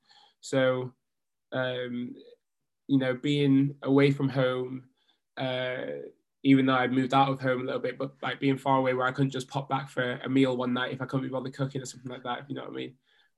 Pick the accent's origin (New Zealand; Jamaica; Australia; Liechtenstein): Jamaica; I am a Jamaican diver going to the Tokyo 2020 Olympic Games for my second Olympics